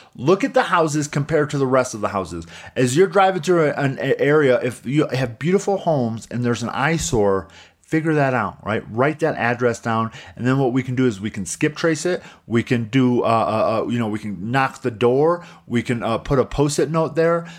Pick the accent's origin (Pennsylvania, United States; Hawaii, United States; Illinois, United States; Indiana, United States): Indiana, United States; Coutts; moved away; a small little town like my hometown in Coutts, Indiana